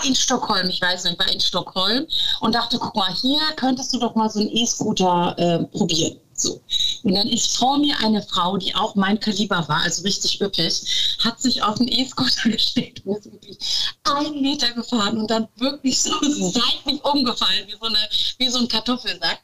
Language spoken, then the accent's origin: German; North Rhine-Westphalia, Germany; moved away as an adult; now in Cologne, Germany; ich liebe Ostwestfalen, meine Eltern sind immer noch da, meine ganzen Sandkastenfreunde sind